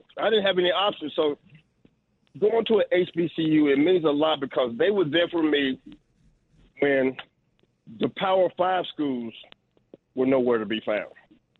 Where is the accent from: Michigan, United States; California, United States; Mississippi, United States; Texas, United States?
Mississippi, United States; Being in the South, growing up in Mississippi, I didn't have many options.